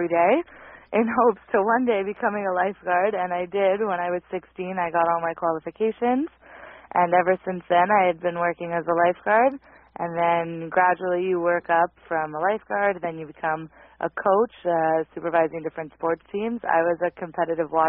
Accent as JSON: {"language": "English", "town": "Montreal", "region": "Quebec", "country": "Canada", "tie": "born or raised there", "said": "I am from, born and raised, Montreal, Quebec"}